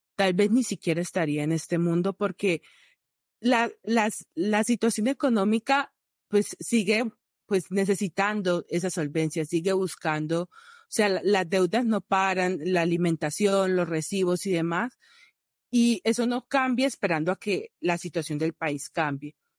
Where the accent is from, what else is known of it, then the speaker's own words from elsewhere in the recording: Valle del Cauca, Colombia; moved away; also born or lived in Bucaramanga, Colombia; yo soy valle vallecaucana